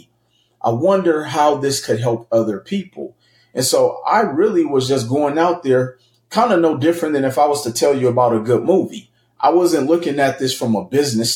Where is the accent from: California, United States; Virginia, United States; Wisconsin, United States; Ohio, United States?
Wisconsin, United States; Milwaukee; moved away as an adult; now in Las Vegas, United States; I'm originally from Milwaukee, Wisconsin, moved to Las Vegas, Nevada in 2005